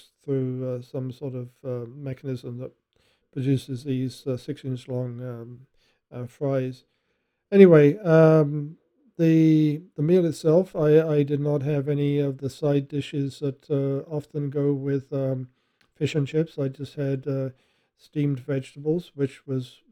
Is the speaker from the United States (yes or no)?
no; England, United Kingdom; I'm English